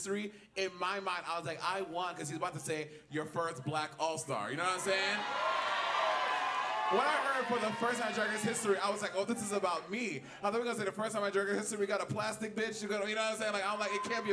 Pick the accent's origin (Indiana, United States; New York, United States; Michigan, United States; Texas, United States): New York, United States; New York City; I'm from New York City